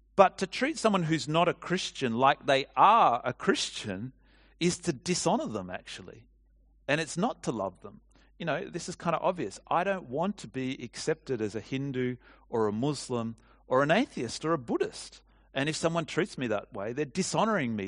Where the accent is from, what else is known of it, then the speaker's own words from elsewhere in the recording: Australia; what comes naturally to us from being Australian